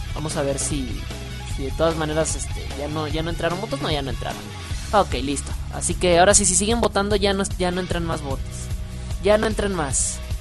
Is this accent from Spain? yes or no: no; northern Mexico, Mexico; accent: norteño; Me escuchas muy norteño, mira nada más. Es que yo soy norteño